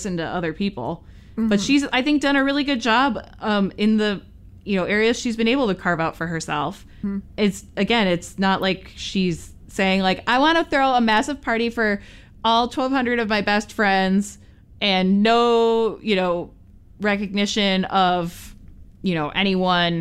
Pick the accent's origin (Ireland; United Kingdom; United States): United States; as an American